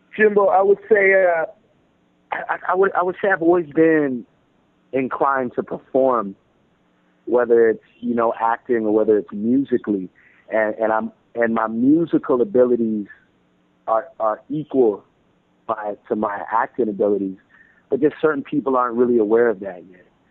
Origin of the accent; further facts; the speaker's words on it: Toronto, Ontario, Canada; I'm from Toronto